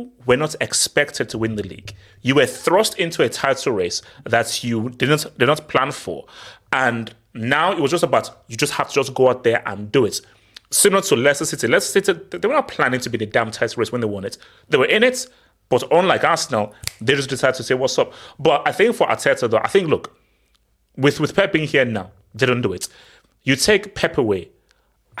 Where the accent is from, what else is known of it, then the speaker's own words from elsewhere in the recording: Nigeria; now in London, United Kingdom; Vivo en Londres. vivo en Londres, pero soy de Nigeria.